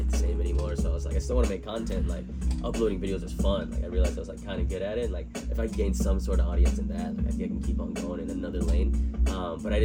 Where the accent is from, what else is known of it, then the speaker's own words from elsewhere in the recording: Texas, United States; moved away as an adult; now in Los Angeles, United States; from Texas, man. Born and raised in Texas